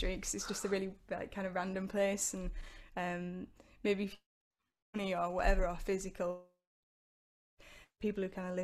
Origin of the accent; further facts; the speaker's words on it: East Coast, near Hull, Yorkshire and the Humber, United Kingdom; I grew up on the East Coast, and Hull was the nearest city to where I lived.